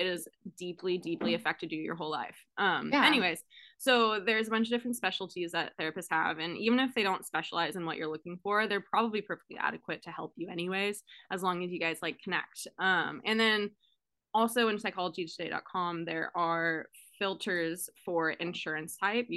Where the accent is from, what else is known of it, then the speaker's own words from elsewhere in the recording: California, United States; now in Oregon, United States; I grew up in California